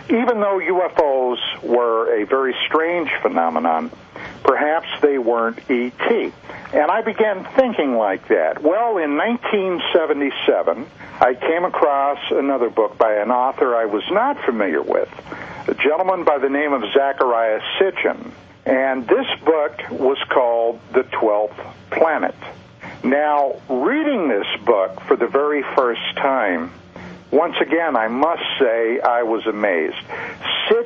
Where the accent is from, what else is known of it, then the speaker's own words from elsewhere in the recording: Pennsylvania, United States; moved away; I'm originally from the state of Pennsylvania